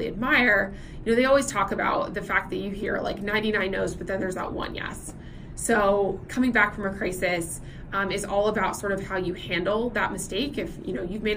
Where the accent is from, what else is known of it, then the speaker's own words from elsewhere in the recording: Nashville, Tennessee, United States; now in Singapore; I'm originally from Nashville, Tennessee, which is known in the United States as Music City